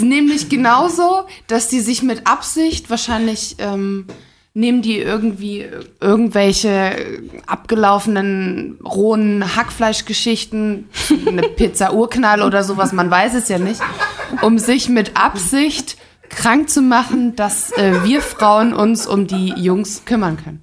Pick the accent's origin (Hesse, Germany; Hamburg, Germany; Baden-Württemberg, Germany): Baden-Württemberg, Germany; Stuttgart; moved away; ich komme ursprünglich aus Stuttgart